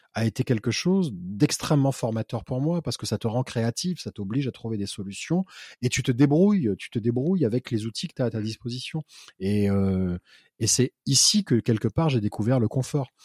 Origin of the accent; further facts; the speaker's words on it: Réunion; moved away as an adult; now in Paris, France; j'étais de la Réunion.